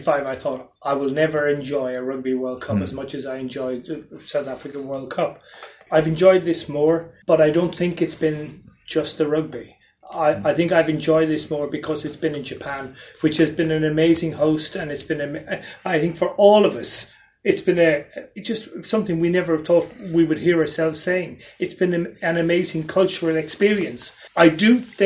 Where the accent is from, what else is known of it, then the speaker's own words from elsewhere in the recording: Ireland; an Irishman